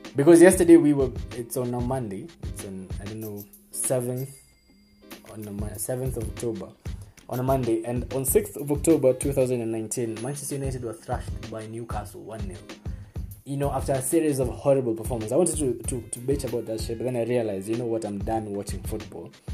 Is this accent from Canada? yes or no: no; Kenya; As Kenyan men